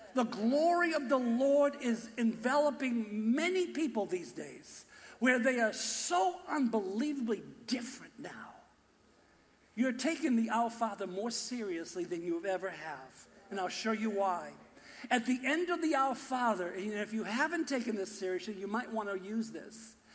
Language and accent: English; Boston, Massachusetts, United States; accent: Boston; my Boston accent